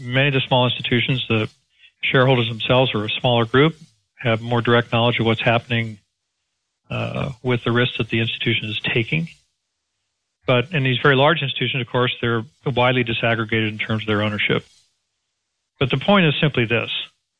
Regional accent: Texas, United States; Again, Perry, and bear in mind, I'm a Texan and I look at it from a Main Street perspective

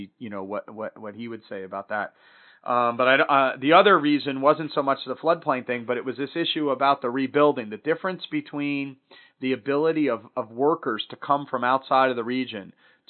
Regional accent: New Jersey, United States; I'm from New Jersey

